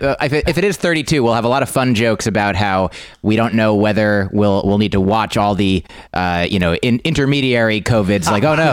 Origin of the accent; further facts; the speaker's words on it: New Jersey, United States; now in New York City, United States; I'm from New Jersey